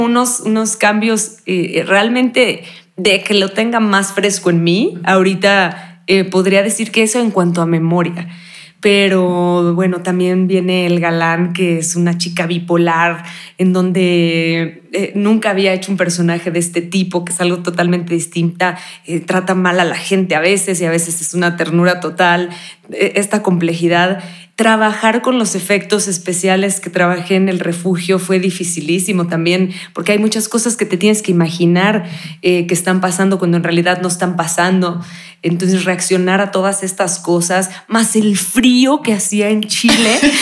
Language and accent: Spanish; Cancún, Quintana Roo, Mexico; yo naciendo en Cancún, la mayoría de mis amigos hablaban como chucatecos